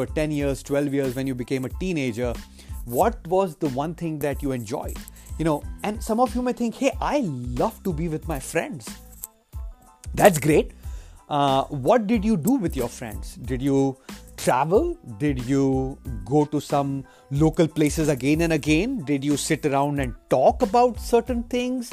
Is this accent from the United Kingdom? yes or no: no; India; now in United States; I come from India. That's where I grew up